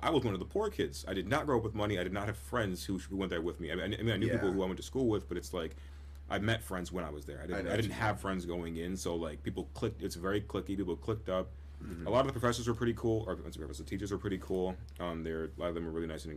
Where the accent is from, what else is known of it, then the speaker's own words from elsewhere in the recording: Grand Rapids, Michigan, United States; also born or lived in Zeeland, Michigan / Kentwood, Michigan; I grew up here in Grand Rapids, kind of the west side when I was in my younger years